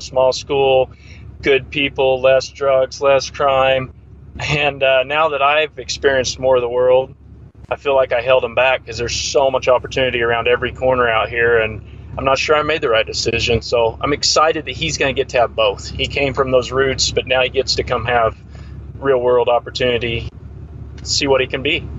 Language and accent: English; Great Bend, Kansas, United States; also born or lived in Larned, Kansas; Central Kansas. I'm from Great Bend, actually. It's about 20 miles from Larned, but Larned's where I ended up after I got out of high school